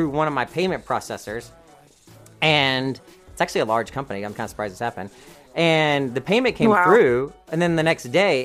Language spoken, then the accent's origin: English; the South, United States; I'm from the South